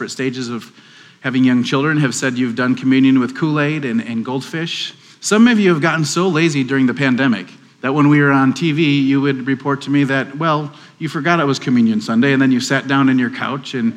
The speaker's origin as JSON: {"language": "English", "region": "Wisconsin", "country": "United States", "moved": "yes", "lives_now": "Waco, United States", "said": "I'm from Wisconsin"}